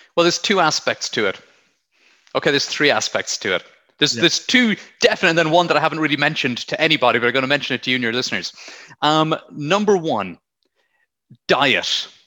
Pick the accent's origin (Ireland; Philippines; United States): Ireland; Blarney, Munster; moved away as an adult; also born or lived in South West England; now in England, United Kingdom; I'm from County Cork, from Blarney. I grew up near the Blarney Castle